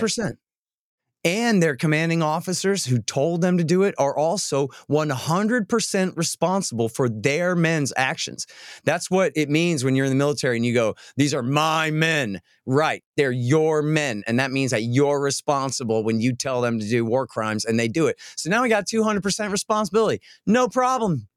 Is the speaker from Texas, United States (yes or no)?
yes; Austin, Texas, United States; I'm from Austin, not Dallas or Houston